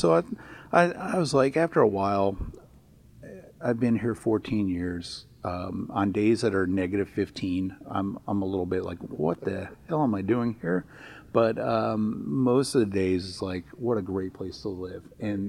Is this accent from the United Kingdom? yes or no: no; Florida, United States; moved away as an adult; also born or lived in New Jersey; now in Iowa, United States; I was actually born in Jersey. My parents escaped down to Florida when I was very young, probably about kindergarten, and grew up down in Florida, where it's probably nice and warm this time of year compared to what it is in Iowa.